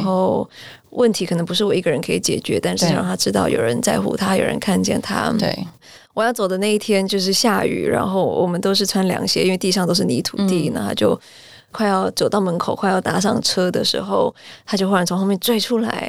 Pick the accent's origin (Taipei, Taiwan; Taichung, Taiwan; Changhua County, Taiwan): Taichung, Taiwan; moved away as an adult; also born or lived in United States; 我是台中读到高中毕业，然后在台中读到高中毕业